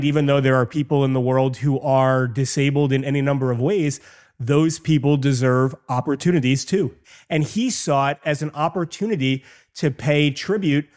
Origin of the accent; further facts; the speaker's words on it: New York, United States; growing up in New York